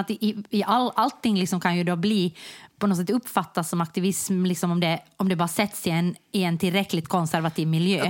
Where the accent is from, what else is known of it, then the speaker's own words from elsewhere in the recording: Jakobstad, Ostrobothnia, Finland; moved away; also born or lived in Germany; jag kom från Jakobstad